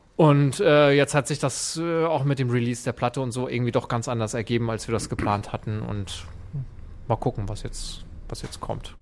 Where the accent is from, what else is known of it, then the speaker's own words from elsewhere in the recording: Flensburg, Schleswig-Holstein, Germany; moved away; also born or lived in Hamburg; ich komme ja eigentlich aus Flensburg